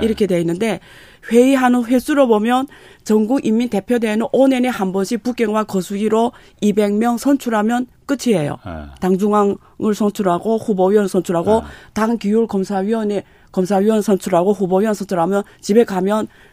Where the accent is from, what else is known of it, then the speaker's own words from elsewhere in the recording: China; 저는 조선족이거든요